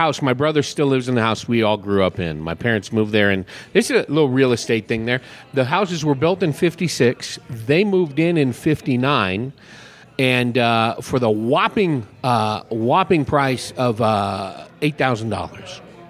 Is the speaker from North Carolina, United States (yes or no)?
no; California, United States; now in Paulden, United States; It's just south of Oakland. And it was a small community where we lived, a small community of six high schools, 150,000 people.